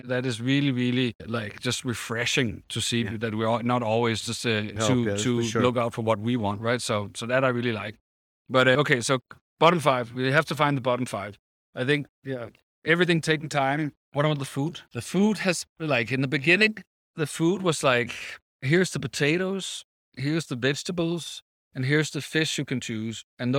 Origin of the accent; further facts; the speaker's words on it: Copenhagen, Capital Region of Denmark, Denmark; I'm from Copenhagen, right?